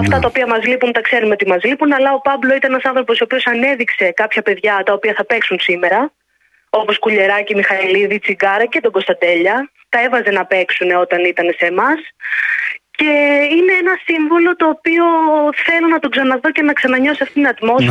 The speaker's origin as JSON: {"language": "Greek", "town": "Egaleo", "region": "Attica", "country": "Greece", "said": "Είμαι από το Εγάλιο"}